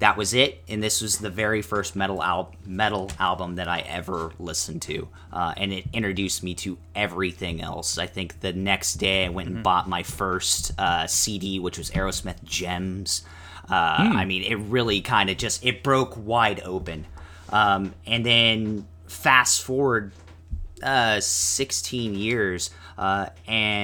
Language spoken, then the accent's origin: English; Las Vegas, Nevada, United States; also born or lived in Chandler, Arizona; Growing up in Vegas, and, you know, spending my summers in Arizona